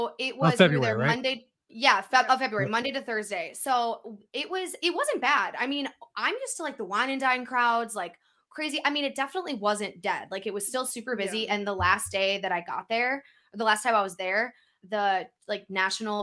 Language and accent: English; Minnesota, United States; we're from Minnesota